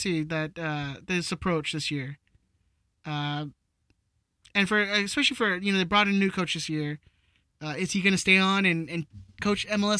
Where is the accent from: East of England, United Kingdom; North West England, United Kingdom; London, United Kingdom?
London, United Kingdom; I'm from London.